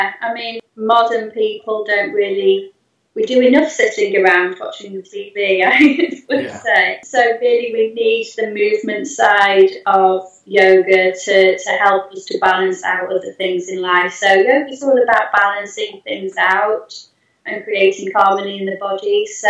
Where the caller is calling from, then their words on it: Eastleigh, South East England, United Kingdom; I'm in Eastleigh, but I teach around Eastleigh, Chelmsford, Hedgend, all those sorts of places around here.